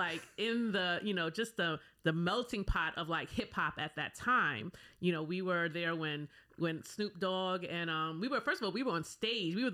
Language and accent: English; New York, United States; also born or lived in Guyana; my parents migrated to here when I was about 4 years old. I grew up in New York